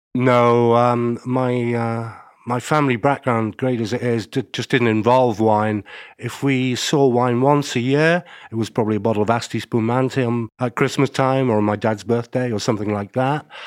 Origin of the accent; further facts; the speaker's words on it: Stockport, North West England, United Kingdom; I grew up in a place called Stockport, which you'll never have heard